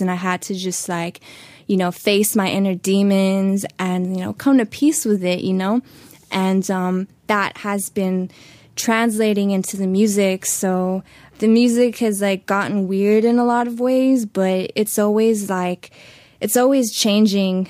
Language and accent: English; Los Angeles, California, United States; also born or lived in Hollywood; I was born in Hollywood, but I was very much raised in the valley